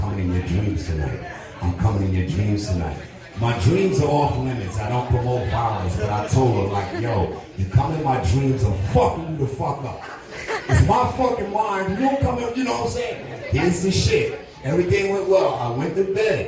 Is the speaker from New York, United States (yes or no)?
yes; New York City, New York, United States; also born or lived in Beacon, New York; I'm from New York City, but I lived in upstate New York, Beacon, New York